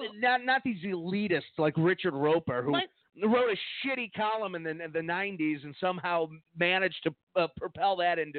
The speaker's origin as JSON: {"language": "English", "country": "Mexico", "said": "Well, we come from Mexico, Clark."}